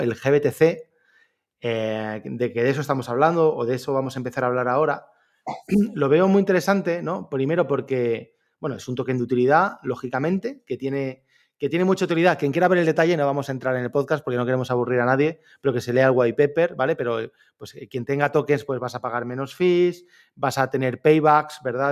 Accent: Orihuela, Valencian Community, Spain; yo soy de Orihuela, un pueblo entre Alicante y Murcia

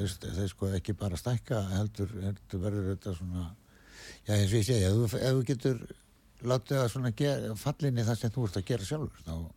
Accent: Westfjords, Iceland; moved away as an adult; ég er frá Ísafeyri og er þar mm. til 20 sko og ég er búin að vera hérna í 40 ár

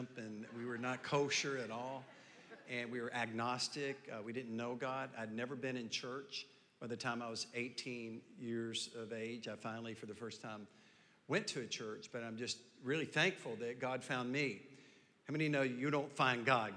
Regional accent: the South, United States; I was raised in the South

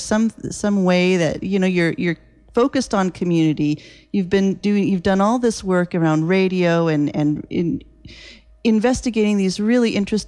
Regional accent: Oakland, California, United States; born or raised there; now in Bodega Bay, United States

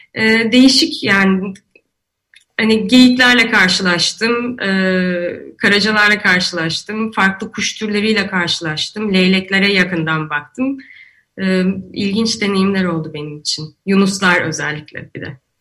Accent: İzmir, Turkey; now in Istanbul, Turkey; ben İzmirliyim ve Ege'deyken

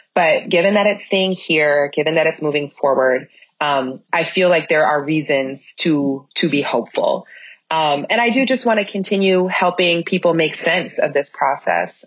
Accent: Minnesota, United States; moved away as an adult; also born or lived in Georgia / North Carolina; I have an obligation as a Minnesotan, um, for having lived away for 15 years

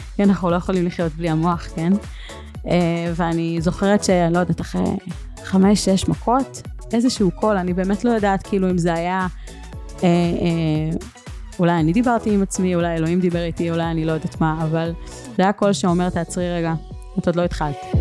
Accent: Northern Israel, Israel; moved away as an adult; גרתי בצפון 18 שנה

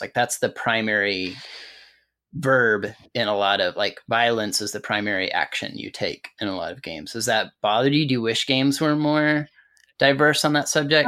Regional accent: Amarillo, Texas, United States; I grew up in Amarillo

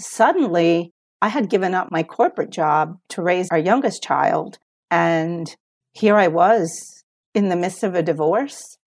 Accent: Puerto Rico; moved away as an adult; also born or lived in United States; I was born in Puerto Rico, but we moved to the U S, and then I grew up in the U S, for part of my life, and then at thirteen, we moved back to Puerto Rico, and I was there through college

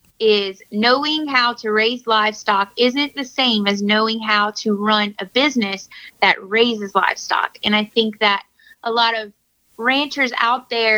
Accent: Morganza, Louisiana, United States; Yeah, so I was born and raised in Morganza.

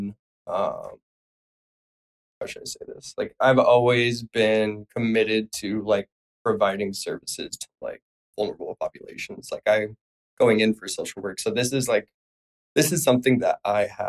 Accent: Phoenix, Arizona, United States; moved away; I'm from Phoenix, Arizona

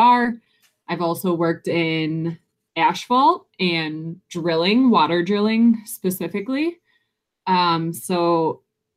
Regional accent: Detroit, Michigan, United States; I am from just outside of Detroit, Michigan, born and raised.

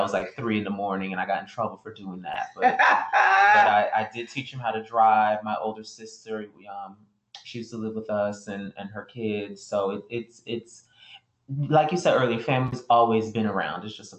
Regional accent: South Florida, United States; I was raised by my mom. She was a single mom in South Florida.

